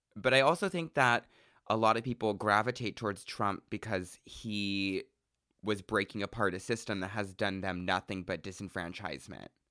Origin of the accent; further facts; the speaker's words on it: Central Oregon, United States; I'm from Central Oregon where there was a total of two black people in my high school